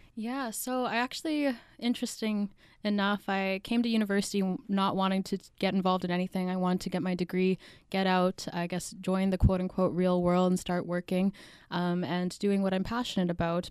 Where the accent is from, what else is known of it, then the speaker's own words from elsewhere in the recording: Winnipeg, Manitoba, Canada; I was born here in Winnipeg